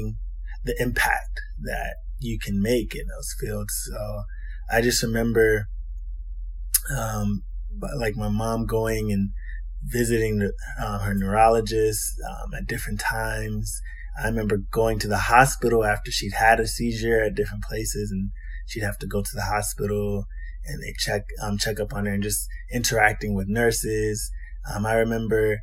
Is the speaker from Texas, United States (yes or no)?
no; Maryland, United States; also born or lived in Huntsville, Alabama; I'm actually from Maryland. I'm born and raised in Maryland